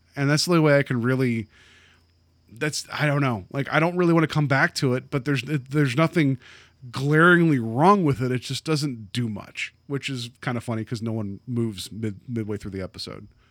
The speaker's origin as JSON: {"language": "English", "region": "West Virginia", "country": "United States", "tie": "born or raised there", "moved": "yes", "said": "I grew up, uh, I grew up in West Virginia"}